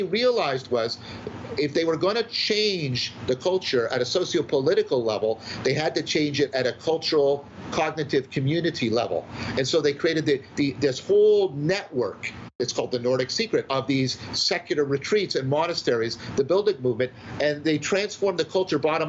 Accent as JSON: {"language": "English", "country": "Canada", "said": "I'm a Canadian"}